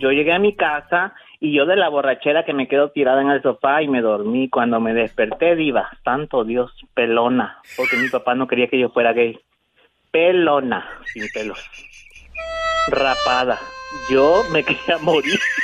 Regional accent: El Salvador; Yo soy de El Salvador.

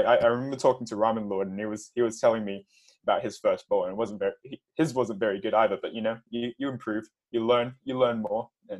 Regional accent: Perth, Western Australia, Australia; also born or lived in Hong Kong; All right. So … I live in Perth, Australia. I've been here since I was about 4 years old. I'm originally from Hong Kong. My family's from Hong Kong

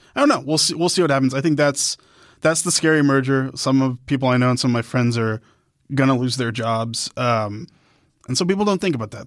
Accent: Dallas, Texas, United States; I'm also from Dallas

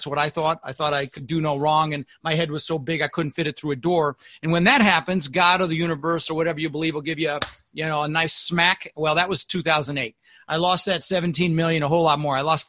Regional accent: Denver, Colorado, United States; also born or lived in Netherlands; I immigrated to this country when I was six with my brother, Albert, my mother's Vancha. I was born in Holland in the Netherlands, and we ended up in Denver, Colorado

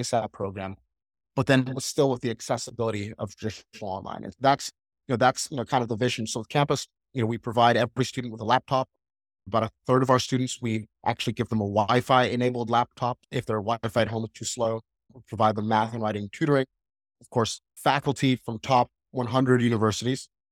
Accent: Atlanta, Georgia, United States; I was born and raised, uh, in Atlanta, Georgia

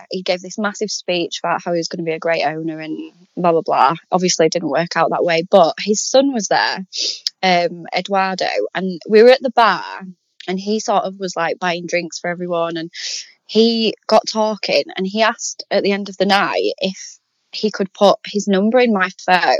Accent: Castleford, Yorkshire and the Humber, United Kingdom; I'm from Castleford.

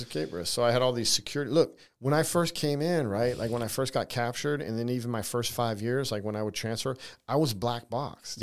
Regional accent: San Diego, California, United States; moved away; I grew up in California, so, you know, I'm from California

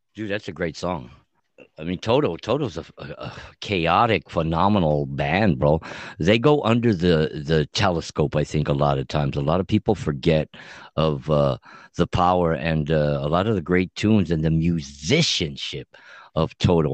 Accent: Montebello, California, United States; my homeboys that I grew up with in Montebello High School

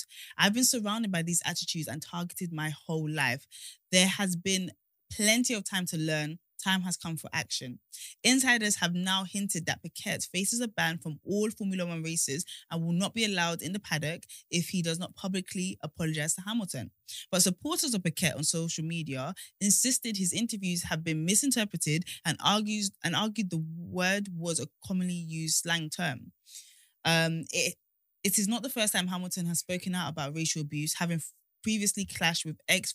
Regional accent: Nigeria; I'm Nigerian

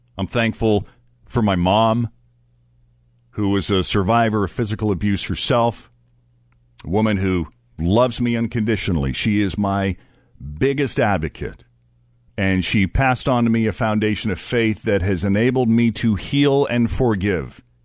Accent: Maynard, Massachusetts, United States; my hometown's high school, just outside of Boston, this is in Maynard, Massachusetts

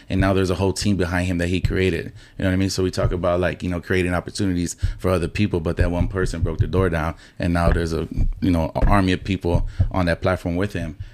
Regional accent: Houston, Texas, United States; I grew up in Magnolia. Then, when I was in my teenage years, I moved to the southeast side off of forty-five and Monroe

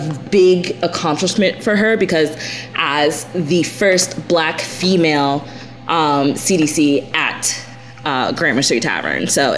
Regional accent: Jamaica; And I'm Jamaican, so we had a connection.

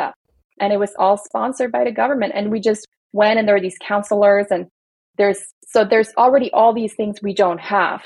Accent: Belgium; now in United States; I grew up in Belgium where like all parents get money from the government just for being parents

